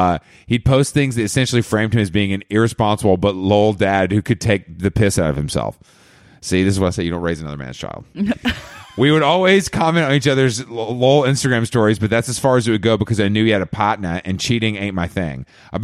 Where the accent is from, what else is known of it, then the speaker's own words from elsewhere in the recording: Byron Bay, New South Wales, Australia; I'm from Byron Bay.